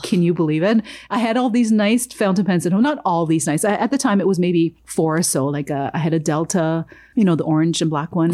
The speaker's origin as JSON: {"language": "English", "country": "Jamaica", "tie": "born or raised there", "moved": "yes", "said": "I was born in Jamaica."}